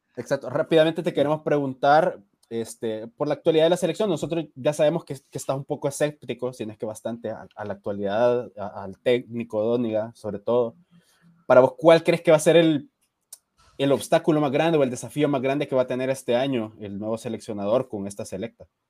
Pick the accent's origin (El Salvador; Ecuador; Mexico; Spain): El Salvador; nuestra idiosincrasia como salvadoreños